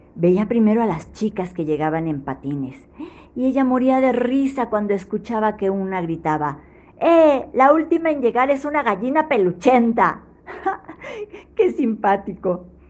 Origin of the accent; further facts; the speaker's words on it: Mexico City, Mexico; de la Ciudad de México